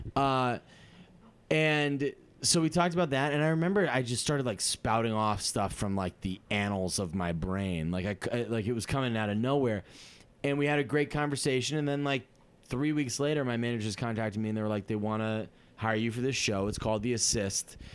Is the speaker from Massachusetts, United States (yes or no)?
yes; Massachusetts, United States; moved away; I'm from Massachusetts